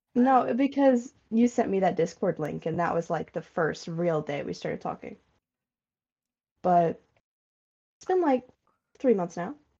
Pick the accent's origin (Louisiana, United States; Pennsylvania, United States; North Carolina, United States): North Carolina, United States; I'm from the South, as Reed just outed me. Not the Deep South, so don't worry. Um, but the South, North Carolina